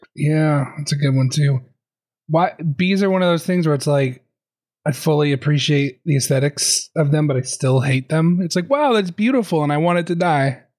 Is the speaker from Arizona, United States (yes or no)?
yes; Arizona, United States; also born or lived in Seattle / Vancouver; now in Canada; I'm from Arizona, and then I moved to Seattle